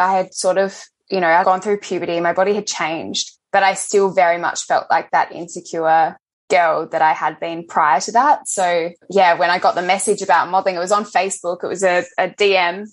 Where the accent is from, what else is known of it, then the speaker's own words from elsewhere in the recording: Adelaide, South Australia, Australia; moved away as an adult; now in Melbourne, Australia; I grew up in Adelaide. I've been in Melbourne now for about 5 years.